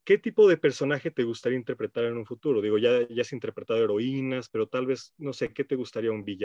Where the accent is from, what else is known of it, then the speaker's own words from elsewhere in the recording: Mexico; soy de México.